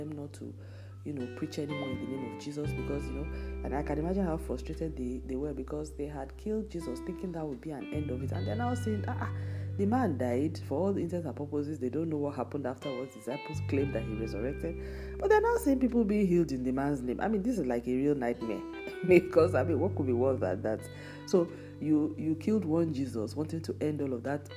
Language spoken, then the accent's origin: English; Nigeria; moved away; my home country, Nigeria